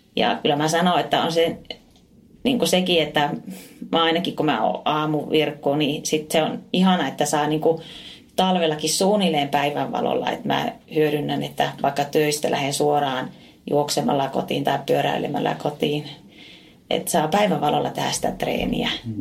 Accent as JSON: {"language": "Finnish", "town": "Oulu", "region": "North Ostrobothnia", "country": "Finland", "said": "aika paljon teen semmoisia hommia tuolla kotipuolessa Oulussa"}